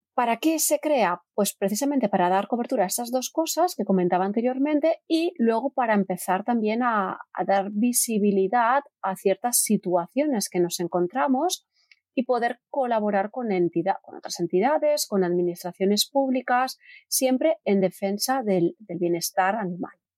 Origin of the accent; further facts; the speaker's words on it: Terrassa, Catalonia, Spain; yo soy de Terrassa